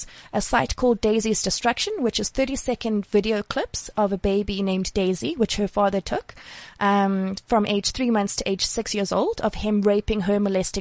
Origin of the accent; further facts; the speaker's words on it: South Africa; as a South African